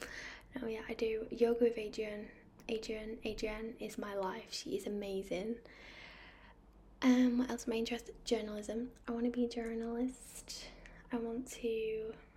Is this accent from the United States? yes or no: no; United Kingdom; also born or lived in Manchester; So I am from the United Kingdom. I live in Manchester, which is in the northwest.